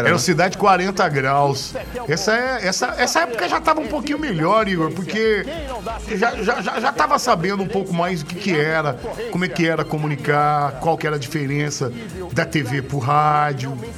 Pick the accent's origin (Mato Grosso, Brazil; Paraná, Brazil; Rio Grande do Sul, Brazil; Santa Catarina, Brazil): Mato Grosso, Brazil; Cuiabá; Eu sou cuiabano